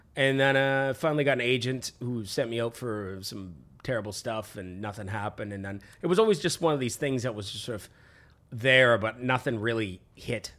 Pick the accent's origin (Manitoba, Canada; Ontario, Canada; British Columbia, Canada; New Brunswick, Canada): British Columbia, Canada; Vancouver; I was born in Vancouver